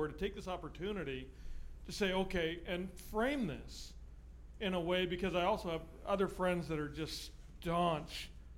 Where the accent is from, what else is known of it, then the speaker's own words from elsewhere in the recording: Canada; now in United States; I have the luxury of being Canadian, and I'm not allowed to vote technically.